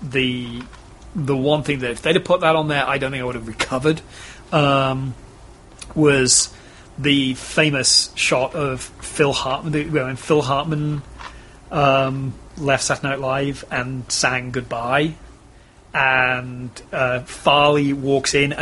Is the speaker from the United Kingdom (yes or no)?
yes; England, United Kingdom; now in Texas, United States; being English